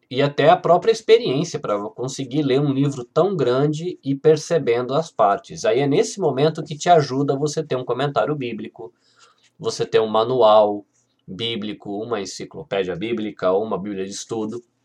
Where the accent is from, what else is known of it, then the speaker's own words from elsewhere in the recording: Brazil; A gente brasileiro